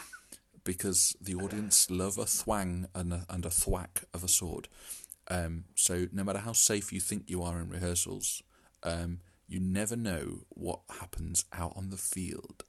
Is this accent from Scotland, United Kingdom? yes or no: no; East Midlands, United Kingdom; also born or lived in Derby; I'm from the Midlands.